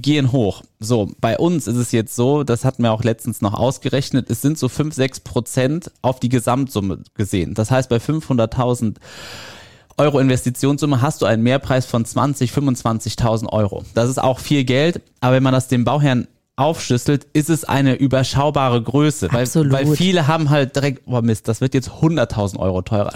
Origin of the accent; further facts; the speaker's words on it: Niederkassel, North Rhine-Westphalia, Germany; wir kommen aus Niederkassel, das ist in der Nähe von Bonn